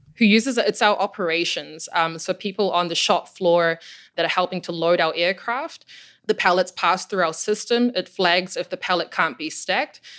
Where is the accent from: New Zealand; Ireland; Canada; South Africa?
New Zealand; moved away as an adult; also born or lived in Germany; now in Chicago, United States; I'm from New Zealand and, and grew up in a pretty isolated part of the world